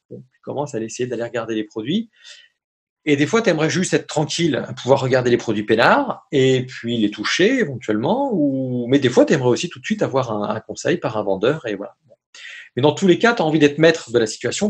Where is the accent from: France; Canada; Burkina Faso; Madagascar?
France; moi, français, tu vois, dans ma dans mon petit pays magnifique que j'adore